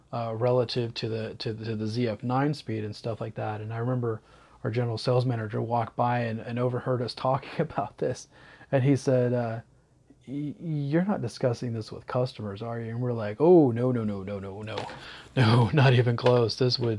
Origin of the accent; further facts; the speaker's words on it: the South, United States; And I love history. And, so in growing up in the South, I didn't know too much about, you know, the whole, the missions and stuff like